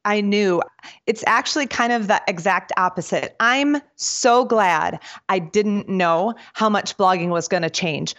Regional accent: suburb of Milwaukee, Wisconsin, United States; moved away as an adult; now in North Carolina, United States; I was born and raised in Packerlands

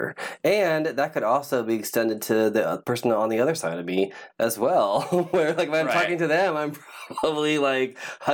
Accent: California, United States; also born or lived in Ohio; I've lived out in California longer. I'm a California boy.

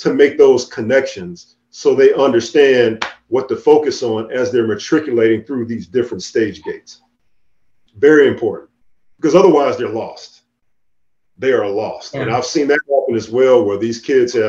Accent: Chicago, Illinois, United States; moved away as an adult; I grew up in Chicago

